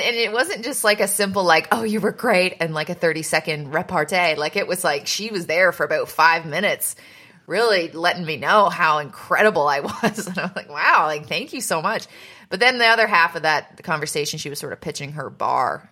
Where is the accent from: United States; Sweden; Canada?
Canada; moved away; in my hometown